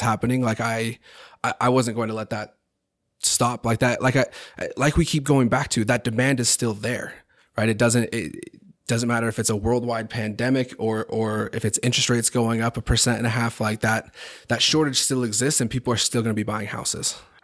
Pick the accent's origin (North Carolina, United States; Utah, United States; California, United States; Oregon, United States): Utah, United States; Highland; I grew up in Highland